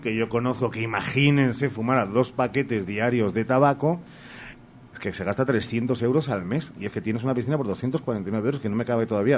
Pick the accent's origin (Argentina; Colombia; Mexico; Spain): Spain; los españoles seguimos siendo muy españoles